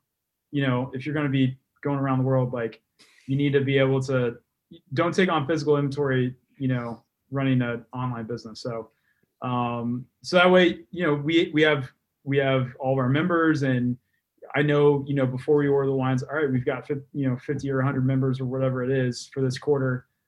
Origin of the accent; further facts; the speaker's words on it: Texas, United States; Texas, yeah.